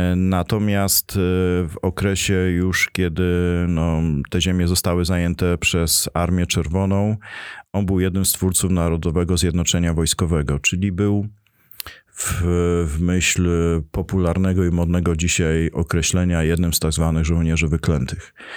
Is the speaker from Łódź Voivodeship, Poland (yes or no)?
no; Bytom, Silesian Voivodeship, Poland; to najważniejsza dzielnica Bytomia, bo tam się urodziłem, wychowałem i tam spędziłem dzieciństwo.